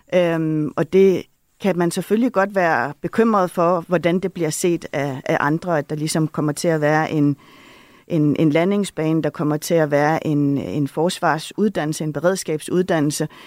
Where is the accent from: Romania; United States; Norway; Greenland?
Greenland; jeg har jo også været med i den proces, der har været hjemme i Grønland